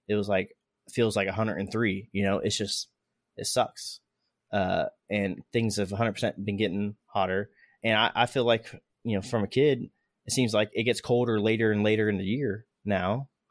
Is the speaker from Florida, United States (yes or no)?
yes; Florida, United States; we're both from Florida. Uh, I've noticed when I was growing up, uh, hurricane season